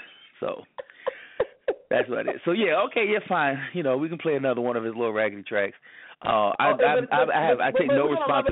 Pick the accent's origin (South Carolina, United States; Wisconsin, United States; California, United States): South Carolina, United States; Columbia; also born or lived in Orlando / Atlanta / Charlotte; I said, well, I'm originally from Columbia, South Carolina. I was born and raised there. I've lived a few other different places. I've lived in Orlando, Florida, Atlanta, Georgia, Charlotte, North Carolina, and currently back in Columbia, South Carolina.